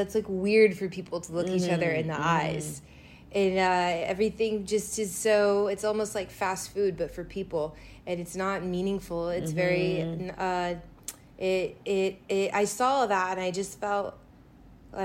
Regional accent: United States; I'm American

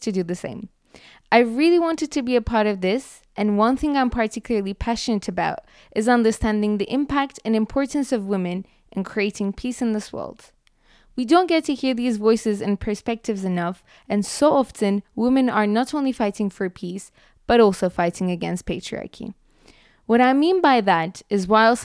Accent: Turkey; now in Geneva, Switzerland; from Turkey, and I study development at the Graduate Institute Geneva

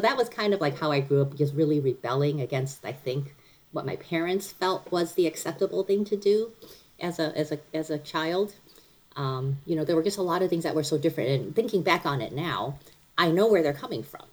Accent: Cleveland, Ohio, United States; also born or lived in Taiwan; now in Frederick, United States; I mostly grew up in Cleveland

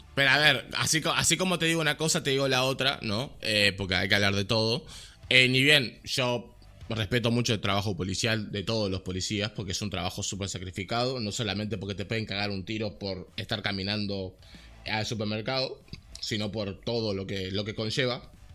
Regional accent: Montevideo, Uruguay; crecí en Malvin

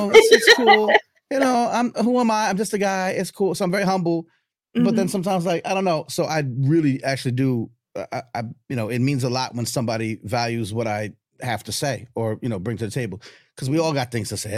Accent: Long Island, New York, United States; now in Atlanta, United States; I grew up in New York. I'm as you could probably tell because I talk fast and you know, I'm in Atlanta now. So I tell people like I'm from New York. They're like, we know. excuse me. But I grew up in Long Island

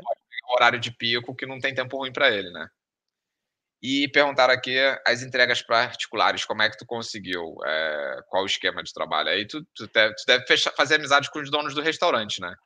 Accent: Rio de Janeiro, Brazil; moved away; sou do Rio

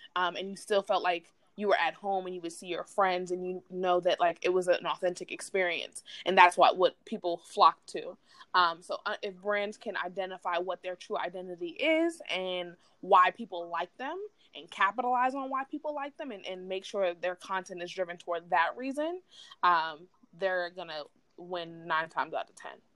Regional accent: New York City, New York, United States; moved away as an adult; also born or lived in Philadelphia, Pennsylvania; I'm a New York City native

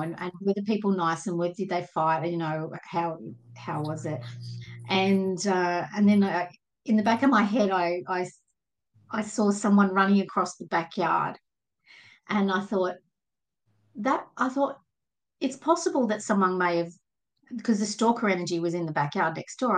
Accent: Sydney, New South Wales, Australia; I'm from from Sydney, Australia, just in the in the suburbs

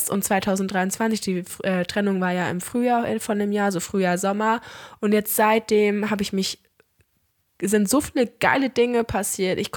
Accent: Albania; ich hatte einen richtig geilen Urlaub mit einer ultra coolen Crew aus meiner Heimat in Albanien

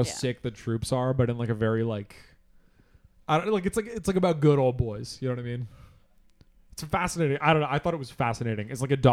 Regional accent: Pittsburgh, Pennsylvania, United States; I'm from Pittsburgh

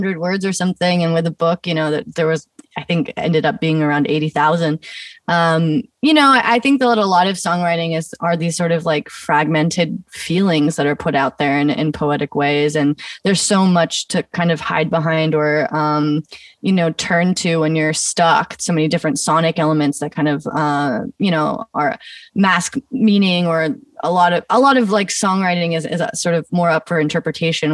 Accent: Eugene, Oregon, United States; I grew up in Eugene, Oregon

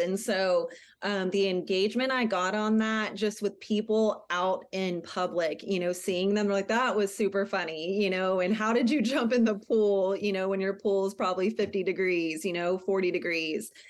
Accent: San Antonio, Texas, United States; moved away as an adult; also born or lived in Wilson County, Texas; now in La Vernia, United States; I grew up in San Antonio in Bear County, and then I moved out to Wilson County about twelve years ago.

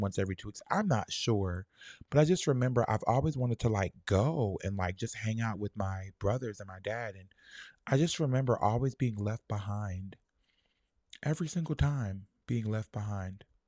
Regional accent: Lauderhill, Florida, United States; I'm from La, Fort Lauderdale, um, Lauder Hill, Shallow Side

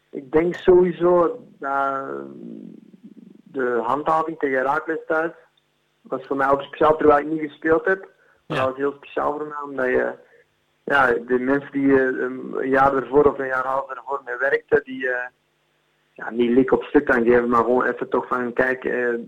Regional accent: Flanders, Belgium; Ja, ze zeggen in België is ze altijd tegen mij, ja, ehm, je hebt de mentaliteit van een Nederlander

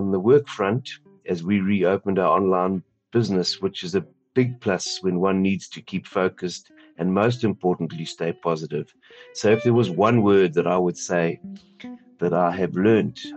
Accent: Sandton, Gauteng, South Africa; I'm from Morningside, Sandton, South Africa

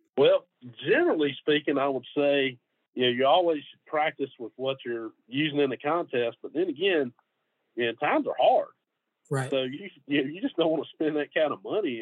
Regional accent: Middle Georgia, United States; moved away as an adult; now in Gainesville, United States; I'm from Middle Georgia

